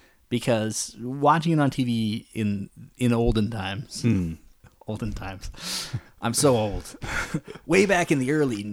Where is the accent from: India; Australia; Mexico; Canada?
Canada; being Canadian